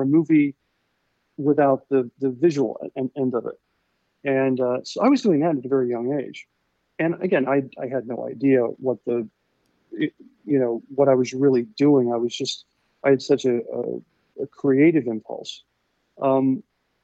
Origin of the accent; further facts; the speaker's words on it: Centerville, Ohio, United States; moved away; I grew up in a place called Centerville, Ohio.